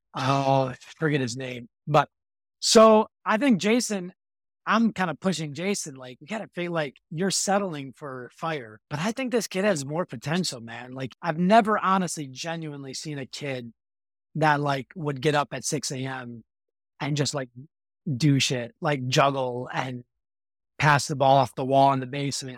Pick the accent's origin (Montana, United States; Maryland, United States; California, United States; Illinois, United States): Illinois, United States; Chicago; I grew up in Chicago area here